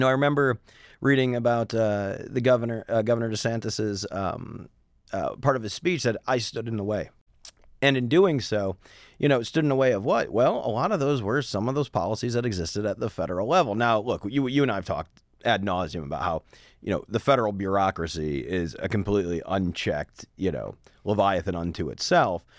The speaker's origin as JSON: {"language": "English", "region": "Midwest", "country": "United States", "moved": "yes", "said": "I come from the Midwest"}